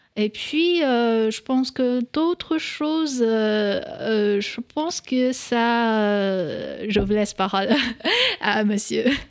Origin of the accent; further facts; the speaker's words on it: Northeast China, China; French is a second language; moved away as an adult; also born or lived in Paris, France; now in France; je viens du nord-est de la Chine et chez nous, on a aucun euh, dialecte euh, dans ma région